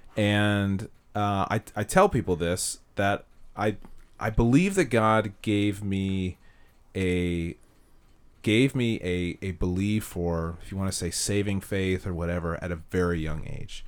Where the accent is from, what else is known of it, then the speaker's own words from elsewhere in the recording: Castro Valley, California, United States; also born or lived in Hayward, California; I grew up in Castro Valley.